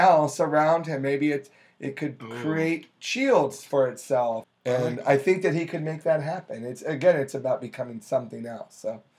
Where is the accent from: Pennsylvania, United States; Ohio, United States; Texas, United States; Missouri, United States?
Ohio, United States; Youngstown; I grew up in Youngstown, very similar.